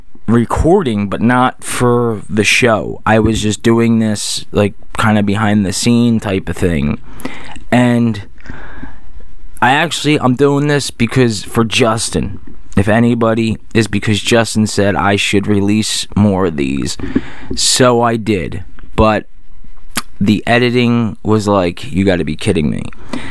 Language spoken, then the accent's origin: English; Singapore; I don't know how Singapore people... I am from Singapore.